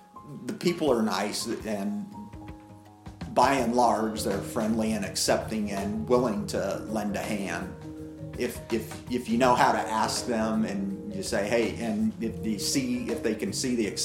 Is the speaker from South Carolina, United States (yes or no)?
no; Moran, Kansas, United States; now in La Harpe, United States; I grew up over in Moran, originally from Northwest Kansas, and then we moved down when I was 2. Grew up in Moran